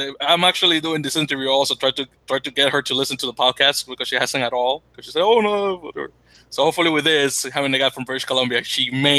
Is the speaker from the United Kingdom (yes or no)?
no; Dominican Republic; moved away; my home country, the Dominican Republic.